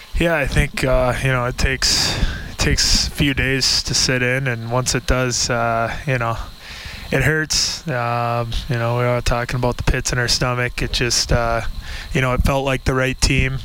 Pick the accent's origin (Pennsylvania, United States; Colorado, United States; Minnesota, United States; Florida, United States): Minnesota, United States; moved away; I come from Minnesota, and I'm used to hockey culture